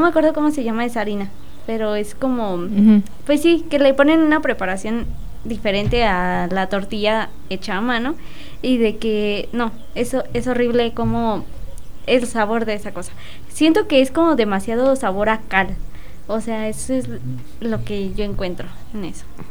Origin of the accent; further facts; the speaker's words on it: Mexico; qué bueno que soy mexicana